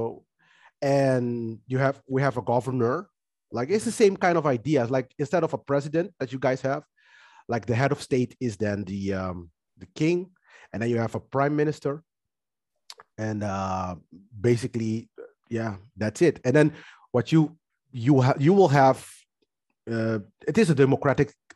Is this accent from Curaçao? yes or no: yes; Curaçao; I was born in Curaçao, which is a like in the Caribbean is a little island like on the coast of Caracas